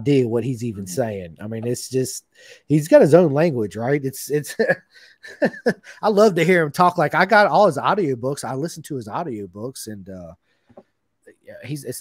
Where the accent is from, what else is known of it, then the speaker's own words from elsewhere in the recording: United States; from America